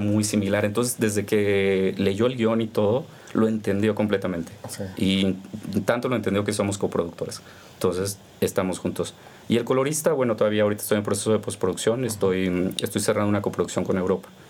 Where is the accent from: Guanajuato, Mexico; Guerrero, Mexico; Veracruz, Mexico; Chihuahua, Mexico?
Veracruz, Mexico; moved away as an adult; also born or lived in Sinaloa; nosotros crecimos en Veracruz por el trabajo de mi papá, no tenemos familia en Veracruz